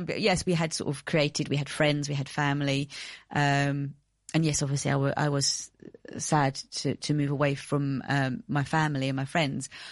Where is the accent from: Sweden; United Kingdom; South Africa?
United Kingdom; moved away as an adult; also born or lived in Greece; I'm British